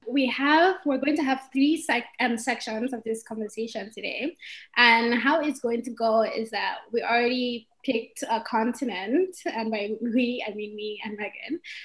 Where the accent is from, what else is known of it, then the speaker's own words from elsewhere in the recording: Nigeria; I'm from Nigeria